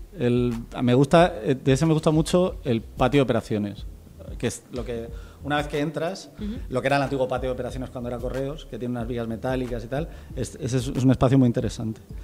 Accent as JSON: {"language": "Spanish", "town": "Almería", "region": "Andalusia", "country": "Spain", "said": "yo soy de Almería, que es una ciudad donde hace bueno"}